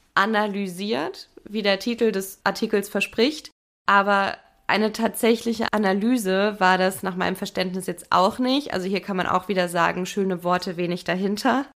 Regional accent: Germany; bei uns in Deutschland

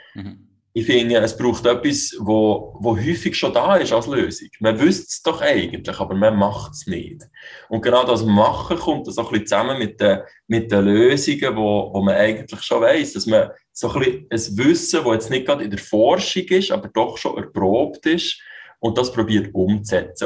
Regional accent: Switzerland; ich bin in der Schweiz geboren

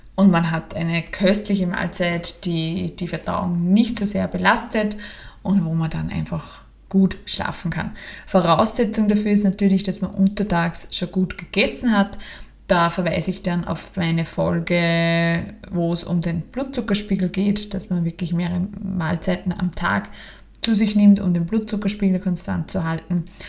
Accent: Austria; bei uns in Österreich

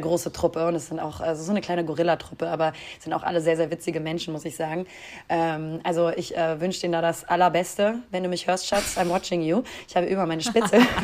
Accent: Hamburg, Germany; da, wo ich herkomme. also aus Hamburg

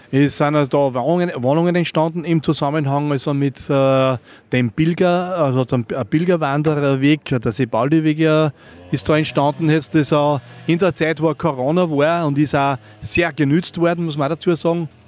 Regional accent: Maria Neustift, Upper Austria, Austria; Ich muss dazu sagen, ich bin da geboren in dem Ort, war aber jetzt in einem anderen Ort. Ja. Der Ort Maria Neustift hat sich seit meiner Kindheit, seitdem ich da war, so gewandelt

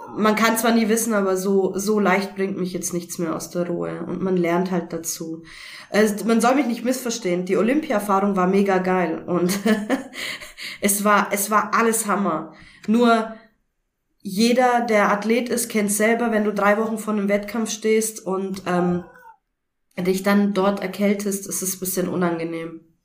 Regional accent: Augsburg, Bavaria, Germany; now in Karlsruhe, Germany; wohne mittlerweile in Karlsruhe in einem kleinen Dörfchen und komme eigentlich ursprünglich aus Augsburg her

